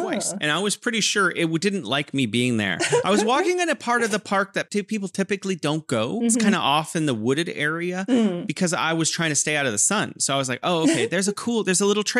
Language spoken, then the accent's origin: English; California, United States; now in Wuhan, China; I'm originally from California, but now I'm living in beautiful Wuhan, China